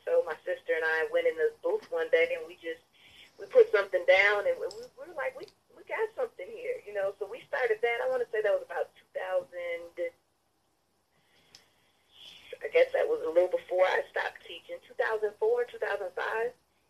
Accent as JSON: {"language": "English", "town": "St. Paul", "region": "Minnesota", "country": "United States", "tie": "born or raised there", "also_born_or_lived": "Oklahoma City", "moved": "as an adult", "lives_now": "Atlanta, United States", "said": "So I'm from St. Paul, Minnesota, Midwest. Wow. I came here in 2013. Just ready to start a new chapter in my life. But I have been in Minnesota from the time I was born all the way to 2013."}